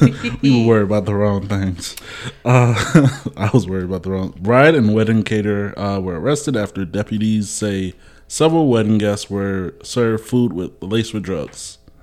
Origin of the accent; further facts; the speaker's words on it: Louisiana, United States; I mean, I came from Louisiana. They have a lot of white owned restaurants.